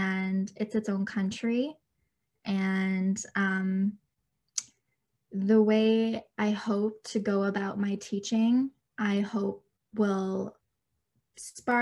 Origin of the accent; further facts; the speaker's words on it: Canada; I was born and raised in Canada